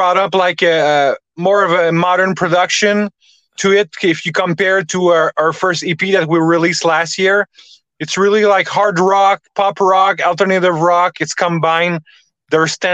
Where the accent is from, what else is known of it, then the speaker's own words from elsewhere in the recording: Montreal, Quebec, Canada; We're from Montreal, Canada